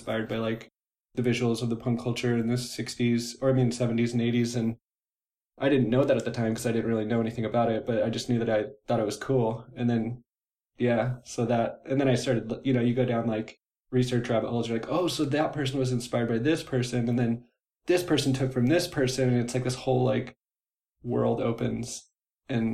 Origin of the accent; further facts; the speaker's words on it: Orange County, California, United States; now in Seattle, United States; I'm from Orange County